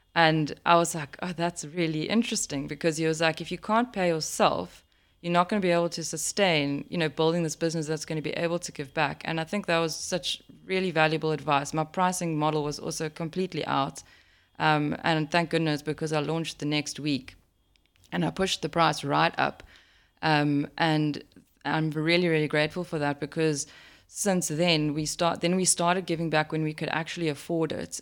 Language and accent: English; South Africa; a South African, living in South Africa